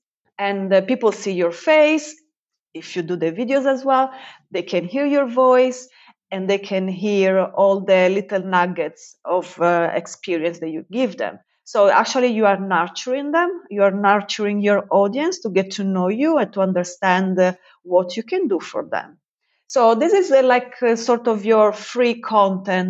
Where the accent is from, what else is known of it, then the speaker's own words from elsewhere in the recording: Italy; now in United Kingdom; I'm based in the UK and I spend there most of my time, but I'm from Italy